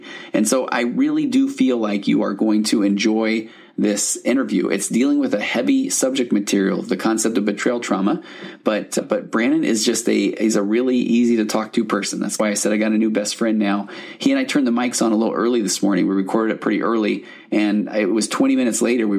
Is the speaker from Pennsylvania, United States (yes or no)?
no; Highland, Utah, United States; Highland? So I grew up there.